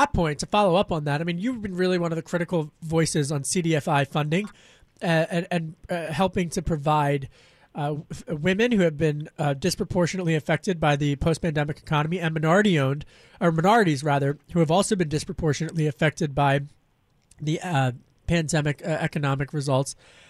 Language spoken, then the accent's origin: English; Pennsylvania, United States; I got to press you on this because I know your district and you knew I grew up in Delaware County right outside of it.